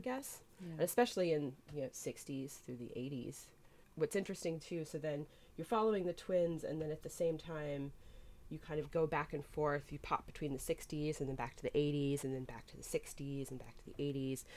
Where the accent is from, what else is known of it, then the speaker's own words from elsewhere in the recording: Boston, Massachusetts, United States; my hometown Boston